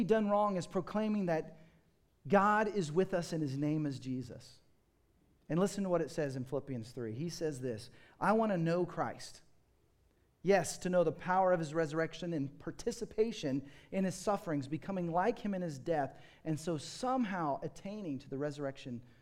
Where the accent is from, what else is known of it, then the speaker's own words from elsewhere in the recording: United States; growing up in America and the Western world